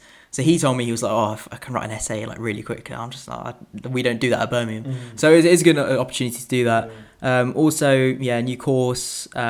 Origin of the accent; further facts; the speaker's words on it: India; I'm originally from India, so, and I've started to sort of learn to read and write Hindi